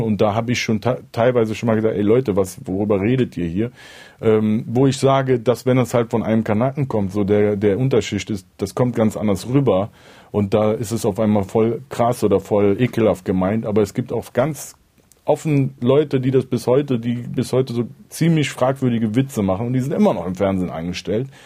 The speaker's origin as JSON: {"language": "German", "town": "Cologne", "region": "North Rhine-Westphalia", "country": "Germany", "said": "ich definiere mich eigentlich als Rapper und danach eher wahrscheinlich als Kölner und irgendwann kommt dann Türke"}